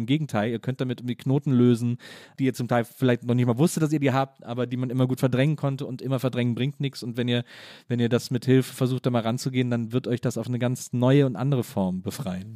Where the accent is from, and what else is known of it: Wesseling, North Rhine-Westphalia, Germany; born or raised there